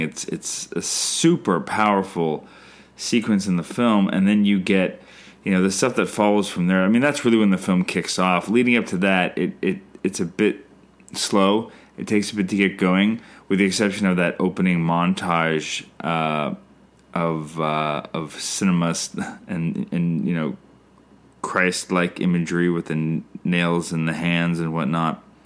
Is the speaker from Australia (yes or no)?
no; Canada; I'm Canadian filmmaker